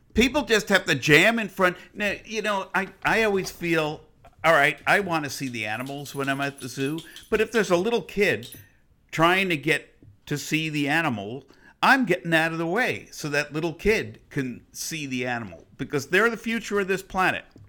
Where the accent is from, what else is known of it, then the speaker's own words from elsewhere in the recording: United States; I'm not an Israeli. I'm an American